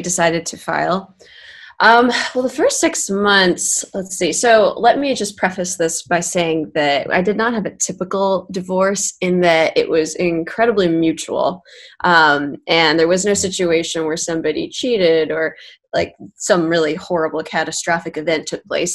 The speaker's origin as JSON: {"language": "English", "area": "Bay Area", "region": "California", "country": "United States", "tie": "born or raised there", "also_born_or_lived": "Los Angeles", "said": "I grew up in the Bay Area, but I was in LA for about 6 years"}